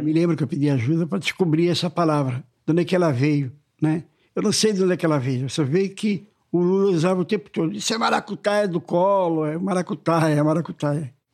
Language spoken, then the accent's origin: Portuguese; Sergipe, Brazil; moved away as an adult; now in Rio de Janeiro, Brazil; eu nasci em 48, lá em Sergipe